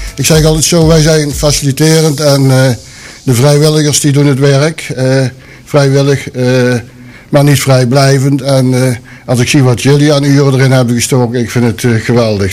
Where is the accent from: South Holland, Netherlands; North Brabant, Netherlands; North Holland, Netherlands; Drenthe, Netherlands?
North Brabant, Netherlands; Sint Hubert; moved away as an adult; now in Boxmeer, Netherlands; Ik ben geboren in Sint-Hubert. Heb ik 28 jaar gewoond.